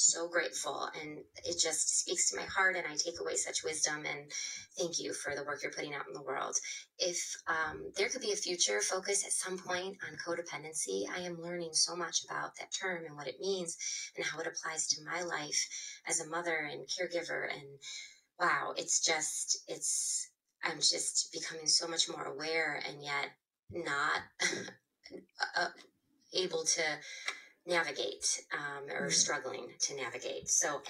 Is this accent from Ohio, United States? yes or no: yes; Ohio, United States; I'm from Ohio.